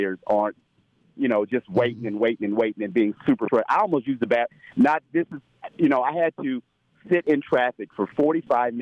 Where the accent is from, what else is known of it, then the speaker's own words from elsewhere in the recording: Indianapolis, Indiana, United States; also born or lived in California; I'm from Indianapolis, but I've lived in California before